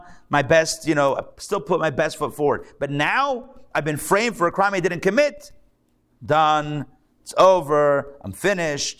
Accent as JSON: {"language": "English", "town": "Pittsburgh", "region": "Pennsylvania", "country": "United States", "also_born_or_lived": "Detroit", "moved": "yes", "lives_now": "Atlanta, United States", "said": "I'm from Pittsburgh"}